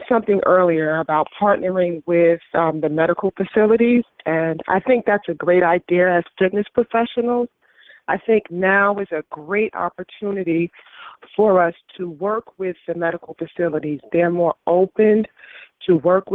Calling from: West Haven, Connecticut, United States; I'm calling from West Haven, Connecticut

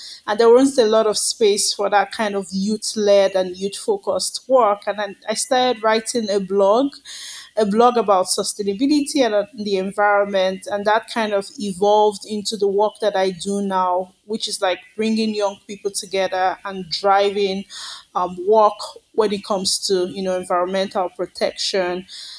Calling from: Lagos, Nigeria; I'm calling in from Lagos, Nigeria, where I live and work.

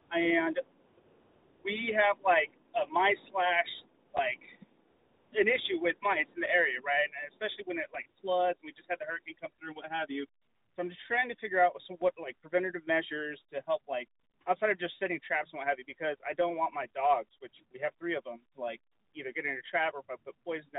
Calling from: Florida, United States; Kind of a long-time listener, but I'm calling from Florida.

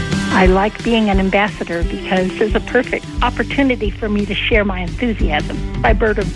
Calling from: Glendale, California, United States; I'm calling from Glendale, California.

